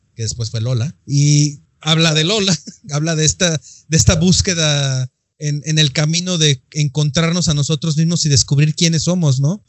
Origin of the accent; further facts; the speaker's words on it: Mexico; yo ya soy bien mexicano y bien nopal